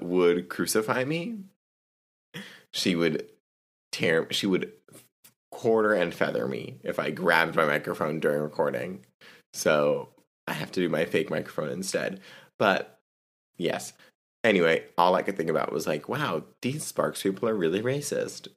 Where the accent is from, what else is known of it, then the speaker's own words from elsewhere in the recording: the South, United States; I'm from the South